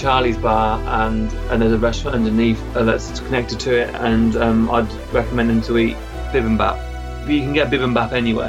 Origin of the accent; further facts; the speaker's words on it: United Kingdom; I'm a British musician, songwriter